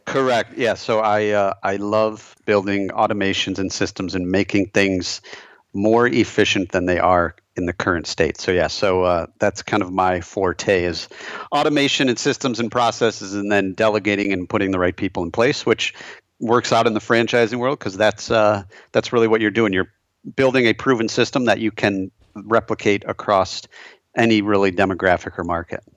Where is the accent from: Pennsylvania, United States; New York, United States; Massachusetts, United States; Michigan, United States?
Michigan, United States; moved away as an adult; also born or lived in Chicago; I'm a fellow Michigander, so I grew up in Michigan, lived there my whole life until, uh, graduating from college in two thousand seven